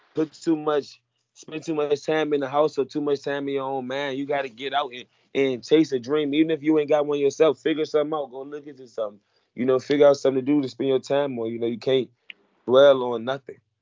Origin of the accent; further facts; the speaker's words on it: Richmond, Virginia, United States; also born or lived in Baltimore, Maryland; I grew up in Richmond